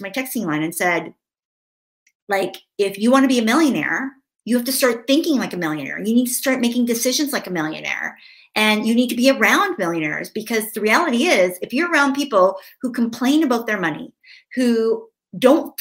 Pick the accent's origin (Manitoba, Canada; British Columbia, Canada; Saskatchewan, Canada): British Columbia, Canada; Vancouver; now in Victoria, Canada; grew up in Vancouver. We now live in Victoria, which is just across the water